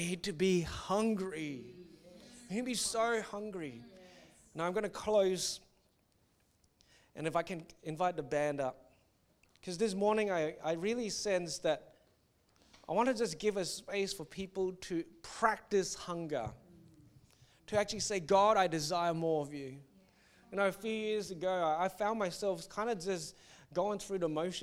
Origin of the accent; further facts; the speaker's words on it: Singapore; when I was growing up in Singapore